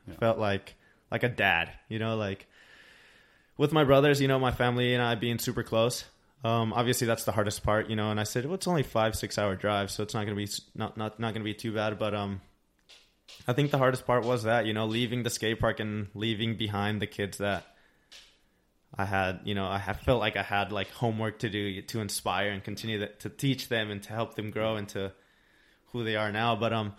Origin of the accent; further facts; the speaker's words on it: Tucson, Arizona, United States; moved away as an adult; now in San Diego, United States; Growing up in Tucson, I really appreciated where I came from